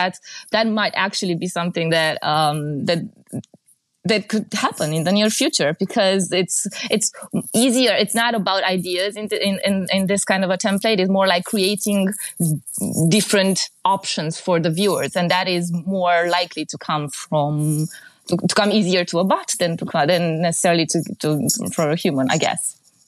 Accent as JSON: {"language": "English", "country": "Romania", "second_language": "English", "said": "In Central Europe, I can basically, I mean, I'm from Romania, but I think I can speak for the region a bit."}